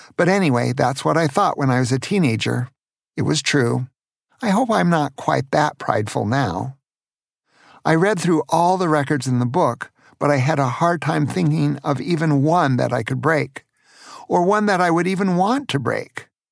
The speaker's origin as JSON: {"language": "English", "town": "Tacoma", "region": "Washington", "country": "United States", "tie": "born or raised there", "said": "When I was a teenager growing up in Tacoma, Washington"}